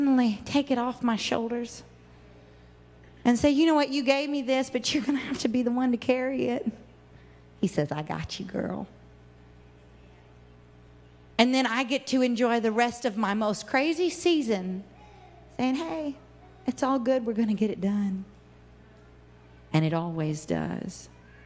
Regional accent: Arkansas, United States; I was born in Arkansas

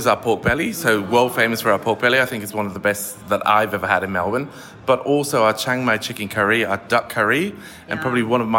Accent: Germany; also born or lived in Manchester, United Kingdom; now in Australia; I was born in Manchester and then lived in Germany for 12 years because my dad got stationed there with the British Army. So that's where I did all my studies.

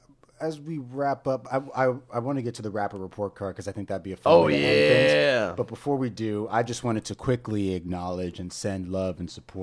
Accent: New York City, New York, United States; we're from New York.

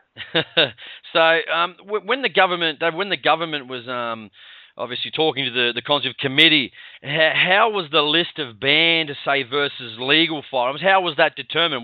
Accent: Sydney, New South Wales, Australia; I'm I'm from Sydney

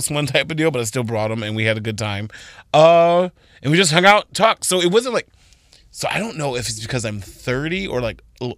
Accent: Arizona, United States; Like, I came from Arizona.

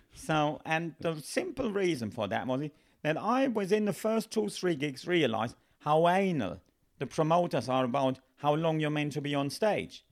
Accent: Germany; English is a second language; moved away as an adult; now in United Kingdom; the company I worked for back home

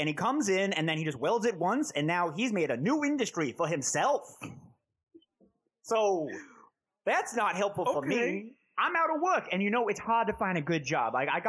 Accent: Staten Island, New York, United States; I'm from Staten Island. How you doing, bro?

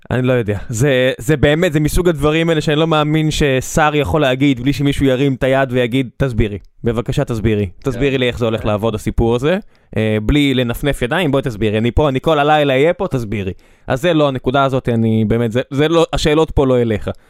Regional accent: Beersheba, Southern District, Israel; אני כבאר שבעי

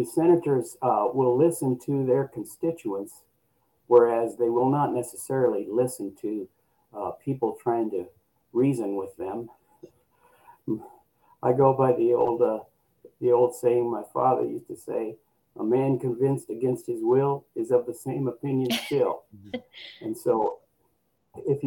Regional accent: Nebraska, United States; I grew up in Nebraska

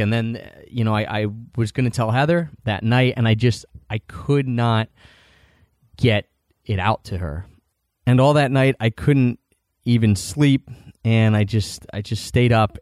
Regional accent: Philadelphia, Pennsylvania, United States; I grew up in Philadelphia

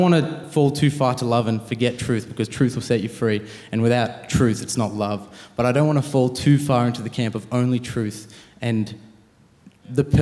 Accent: Penrith, New South Wales, Australia; I'm, uh, I'm born and bred Sydney, grew up in Penrith.

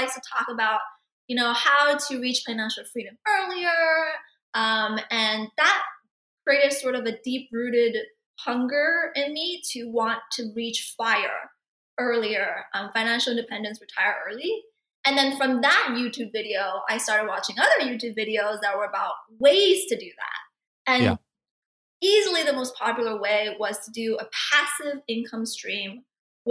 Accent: Vancouver, British Columbia, Canada; moved away as an adult; also born or lived in Jiangxi, China / Albuquerque, United States; now in United States; lived most of my life in Vancouver

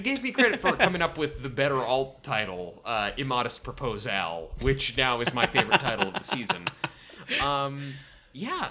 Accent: Portland, Oregon, United States; born or raised there

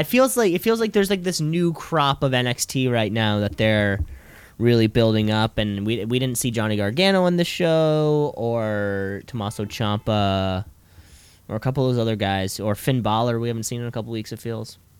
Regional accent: Canada; as a Canadian

